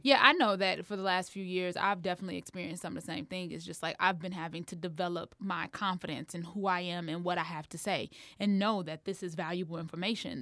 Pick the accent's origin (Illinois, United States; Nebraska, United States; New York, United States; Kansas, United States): Illinois, United States; Harvey; I'm from Harvey.